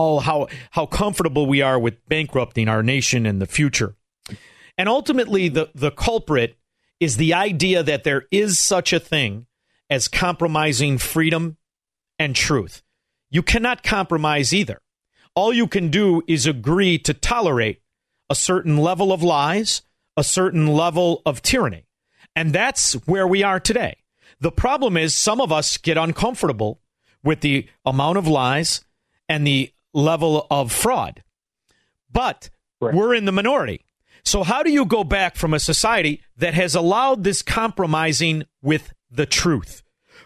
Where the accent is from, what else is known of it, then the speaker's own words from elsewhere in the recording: Chicago, Illinois, United States; I'm from Chicago